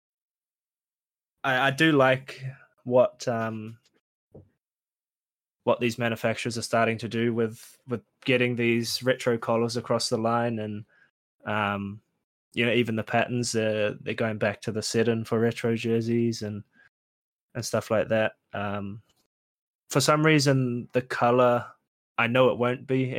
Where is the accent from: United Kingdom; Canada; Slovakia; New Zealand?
New Zealand; Auckland; I'll start with my hometown. Your boys? The Breakers.